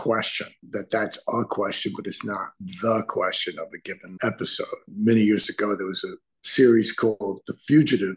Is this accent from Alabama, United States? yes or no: no; New York City, New York, United States; I was born and raised in the Bronx in a working class neighborhood